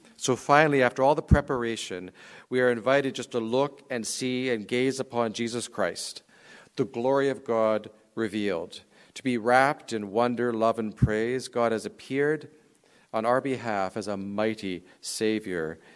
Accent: Canadian Prairies, Canada; I grew up on the Canadian prairies

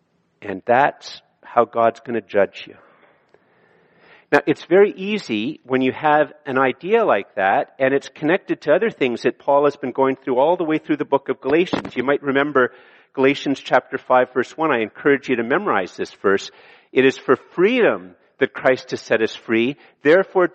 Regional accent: Ottawa, Ontario, Canada; also born or lived in Kenya; I was born in Ottawa and that I was born in a safe city at a safe time in a prosperous city

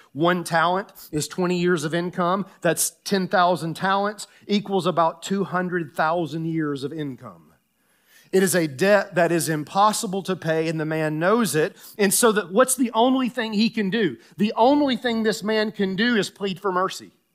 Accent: Tennessee, United States; moved away; I grew up in Tennessee

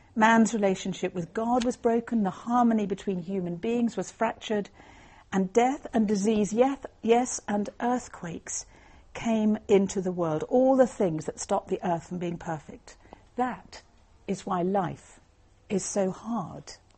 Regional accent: Northern Ireland, United Kingdom; I was brought up in Northern Ireland

